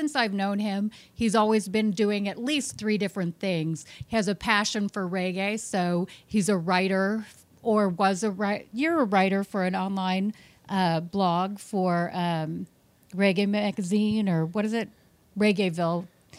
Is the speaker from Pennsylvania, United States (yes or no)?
no; Minnesota, United States; moved away; Oh, I'm from the Midwest. I'm from Minnesota.